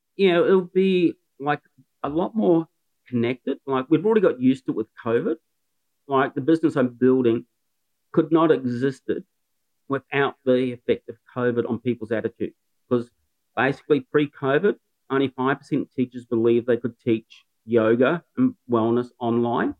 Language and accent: English; New Zealand; moved away as an adult; now in Newcastle, Australia; I'm a Kiwi